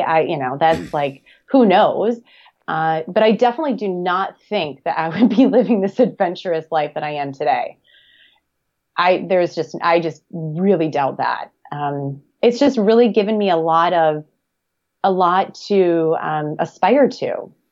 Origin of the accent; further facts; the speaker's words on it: Black Earth, Wisconsin, United States; moved away as an adult; now in Hermosa Beach, United States; I'm originally from a small town of about eleven hundred people, little farming community called Black Earth, Wisconsin